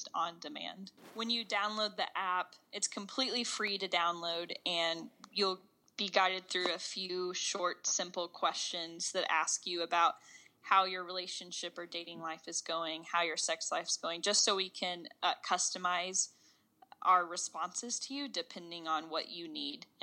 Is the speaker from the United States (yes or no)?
yes; Knoxville, Tennessee, United States; I grew up in Knoxville, Tennessee.